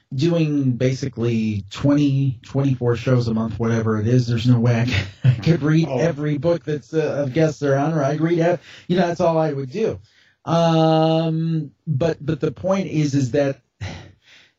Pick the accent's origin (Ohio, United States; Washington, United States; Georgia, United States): Ohio, United States; Cleveland; I'm calling from Cleveland, Ohio